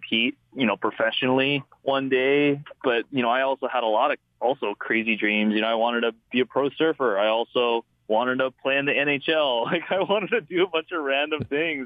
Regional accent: Wahiawa, Hawaii, United States; born or raised there; moved away

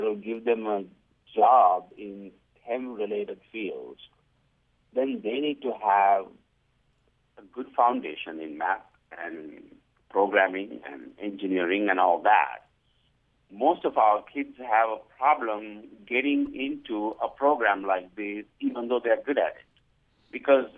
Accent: Singapore; moved away as an adult; now in Provo, United States; I'm originally from Singapore. So when my kids moved from Singapore to Utah

